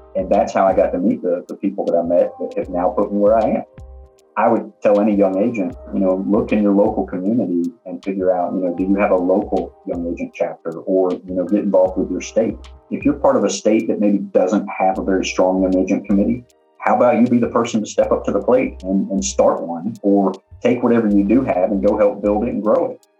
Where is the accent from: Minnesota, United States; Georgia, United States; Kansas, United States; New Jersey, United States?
Georgia, United States; Augusta; I grew up in Augusta